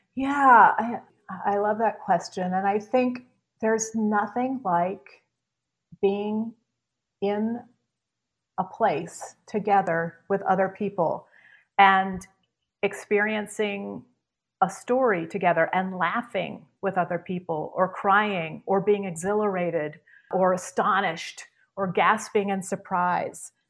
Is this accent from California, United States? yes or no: no; Charlottesville, Virginia, United States; moved away as an adult; also born or lived in New York; I grew up in Virginia, Charlottesville, Virginia